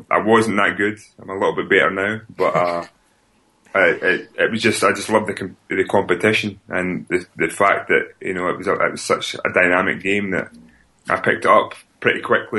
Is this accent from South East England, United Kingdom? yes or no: no; Stirling, Scotland, United Kingdom; moved away as an adult; growing up in Stirling